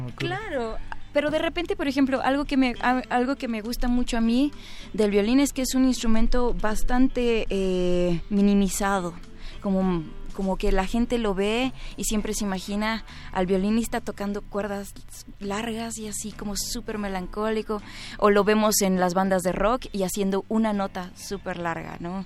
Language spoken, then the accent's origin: Spanish; Mexico City, Mexico; yo soy chilanga ah, ni, uno ni otro. Nací en el centro y pues nada he ido tenido la oportunidad de visitar todos los lugares, pero siento que nada me define más que la Ciudad de México